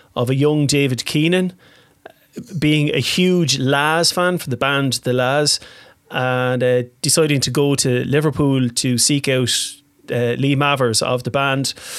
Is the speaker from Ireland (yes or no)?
yes; Waterford, Munster, Ireland; I'm from Waterford.